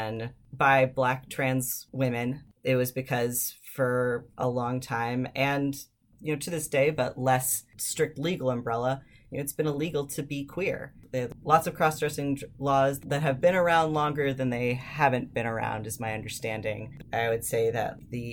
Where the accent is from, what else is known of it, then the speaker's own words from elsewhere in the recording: Ann Arbor, Michigan, United States; I grew up in Ann Arbor, which is a pretty liberal town for Michigan